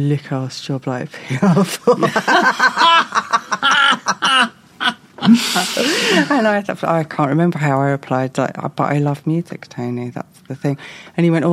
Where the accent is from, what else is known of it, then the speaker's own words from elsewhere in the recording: Great Yarmouth, East of England, United Kingdom; I come from Yarmouth